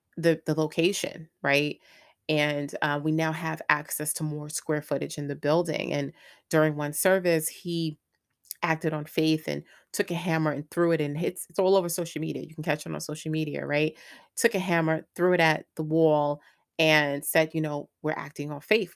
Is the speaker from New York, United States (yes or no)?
yes; New York, United States; moved away as an adult; also born or lived in Greensboro, North Carolina; I'm originally from New York.